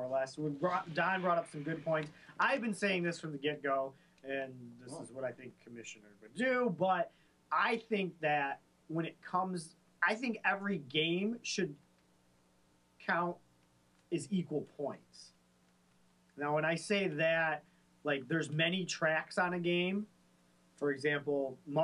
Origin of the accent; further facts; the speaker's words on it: Michigan, United States; we are from Michigan.